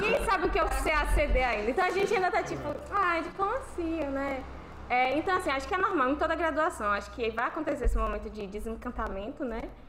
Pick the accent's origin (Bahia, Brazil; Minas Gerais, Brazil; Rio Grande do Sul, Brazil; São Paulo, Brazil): Bahia, Brazil; now in Sergipe, Brazil; Eu também não sou daqui, sou da Bahia